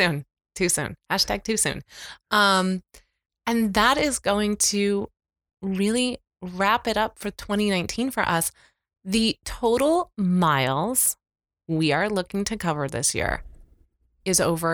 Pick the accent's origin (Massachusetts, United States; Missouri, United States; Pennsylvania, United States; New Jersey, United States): Missouri, United States; Kansas City; are you from the Midwest? I said, well, how did you know? I'm from Kansas City.